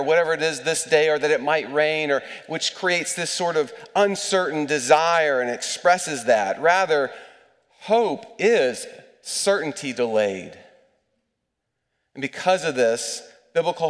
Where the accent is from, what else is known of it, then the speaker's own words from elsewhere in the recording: East Tennessee, United States; Growing up in East Tennessee